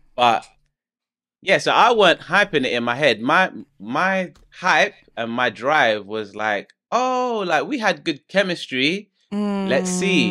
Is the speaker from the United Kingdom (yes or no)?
yes; London, United Kingdom; I'm from London.